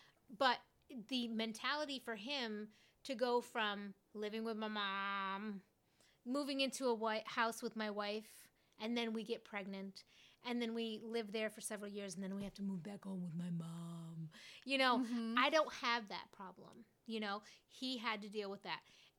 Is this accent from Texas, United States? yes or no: yes; Fort Worth, Texas, United States; I'm from Fort Worth.